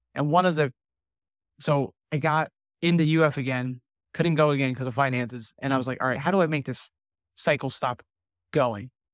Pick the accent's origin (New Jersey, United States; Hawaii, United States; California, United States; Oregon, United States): New Jersey, United States; now in Southwest Florida, United States; I was born and raised in New Jersey